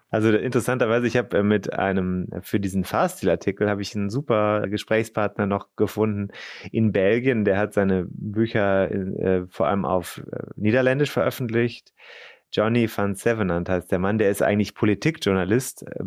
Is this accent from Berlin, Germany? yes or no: no; Rhineland-Palatinate, Germany; ich bin ja in Rheinland-Pfalz zur Schule gegangen